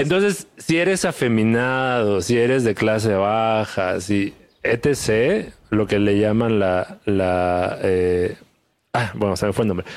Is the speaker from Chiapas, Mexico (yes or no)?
yes; Chiapas, Mexico; soy del sur, soy de Chiapas, este, me siento orgulloso de, dónde vengo